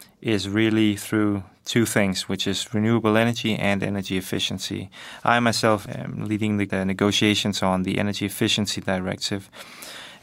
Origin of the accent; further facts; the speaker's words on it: Denmark; I am a Danish